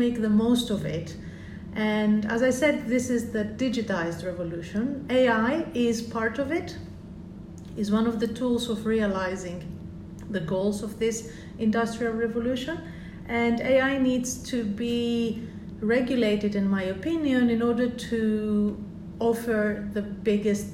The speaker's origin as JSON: {"language": "English", "country": "Greece", "moved": "yes", "lives_now": "United Kingdom", "said": "I'm British, but I'm also originally Greek"}